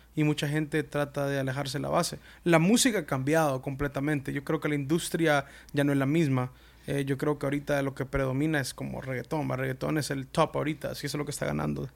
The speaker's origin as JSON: {"language": "Spanish", "country": "United States", "tie": "born or raised there", "said": "yo soy salvadoreño, de padres salvadoreños, nacido en Estados Unidos"}